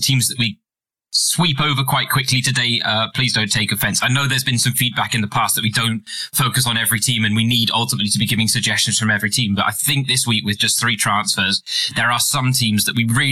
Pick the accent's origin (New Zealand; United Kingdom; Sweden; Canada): United Kingdom; I'm British, so I have to say arse as opposed to ass